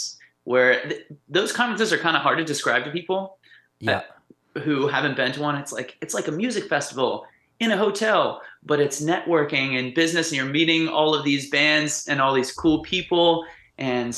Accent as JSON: {"language": "English", "area": "Shenandoah Valley", "region": "Virginia", "country": "United States", "tie": "born or raised there", "also_born_or_lived": "Montana / Charlottesville / Harrisonburg", "moved": "yes", "lives_now": "Pittsburgh, United States", "said": "I grew up in Virginia and like the Shenandoah Valley area."}